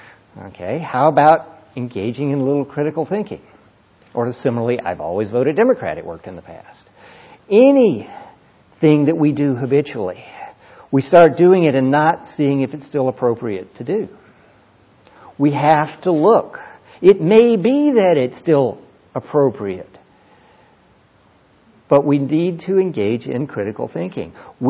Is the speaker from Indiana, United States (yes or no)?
no; California, United States; also born or lived in Mississippi; I'm a Californian. Right? I'm an ex-Mississippian.